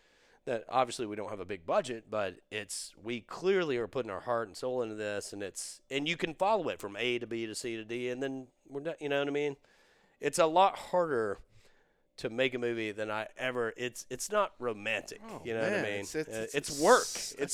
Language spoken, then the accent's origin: English; Dublin, Leinster, Ireland; I was raised in Dublin, went to Trinity, studied acting in Trinity, at Trinity University, and I was down traveling, love Texas